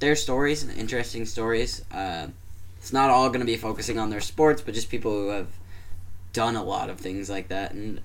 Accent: Danville, Illinois, United States; my hometown of Danville, Illinois

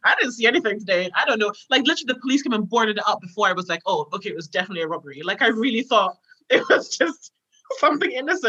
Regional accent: Scotland, United Kingdom; also born or lived in Ghana; So right, basically I identify myself as like a Ghanaian Scot because I was born in Ghana, but I've been in Scotland forever.

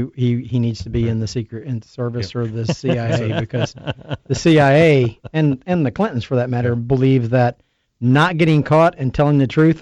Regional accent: New York, United States; I'm from New York.

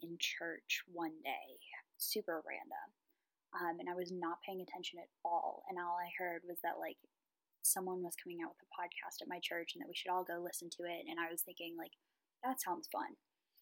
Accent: Raleigh, North Carolina, United States; I'm from the Raleigh area

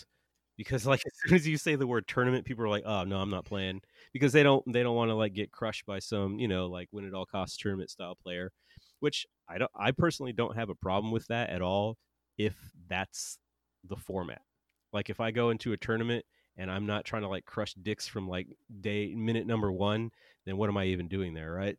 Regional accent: United States; we're American

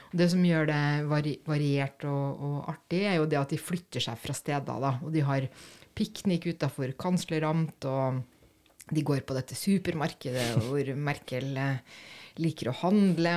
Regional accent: Germany; now in Norway; den sønnen hadde jeg som tysker

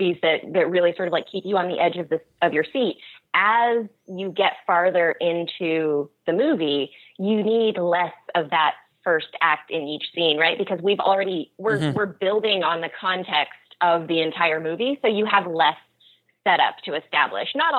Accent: Oregon, United States; also born or lived in Los Angeles; I'm actually from Oregon

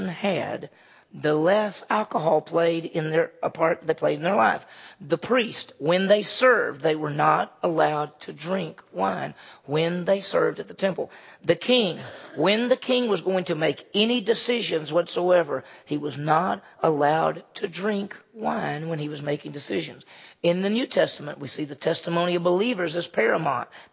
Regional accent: Mississippi, United States; moved away; I grew up in Mississippi.

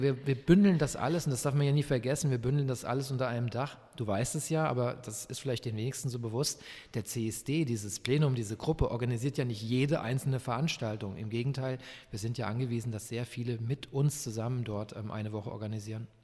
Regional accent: Frankfurt, Hesse, Germany; now in Leipzig, Germany; Ich komme eigentlich aus Frankfurt

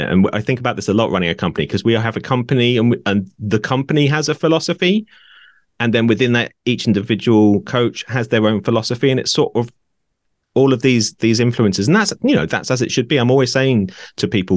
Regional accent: Norwich, East of England, United Kingdom; moved away as an adult; also born or lived in Brighton; moved back to my hometown of Norwich

